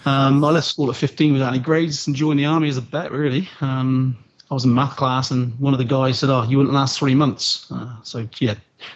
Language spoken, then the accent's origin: English; South West England, United Kingdom; accent: Aussie twang; But I'm from the Southwest and that kind of trumps every other accent out. So the Southwest of England sound like farmers.